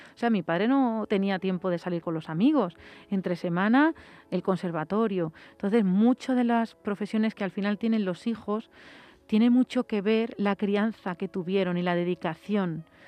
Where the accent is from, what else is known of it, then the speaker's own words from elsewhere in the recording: Mocejón, Castilla-La Mancha, Spain; moved away as an adult; also born or lived in Madrid; yo viví a Madrid y me he ido a vivir a un pueblo, a mi pueblo, a Mocejón